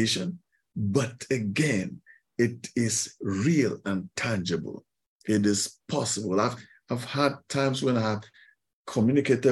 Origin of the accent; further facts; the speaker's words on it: Kaduna, Kaduna State, Nigeria; moved away; I grew up in Kaduna, in the northern part of Nigeria